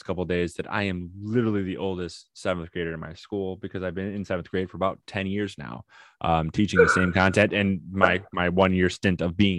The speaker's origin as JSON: {"language": "English", "region": "Midwest", "country": "United States", "said": "I'm from the Midwest"}